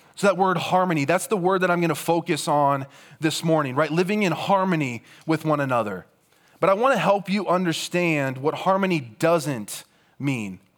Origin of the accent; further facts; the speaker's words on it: Rock Valley, Iowa, United States; moved away as an adult; also born or lived in Cedar Falls, Iowa; I grew up in Rock Valley, Iowa.